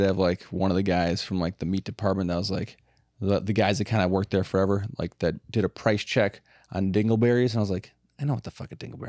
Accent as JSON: {"language": "English", "region": "Midwest", "country": "United States", "said": "I'm 40, I'm a dad, I'm from the Midwest"}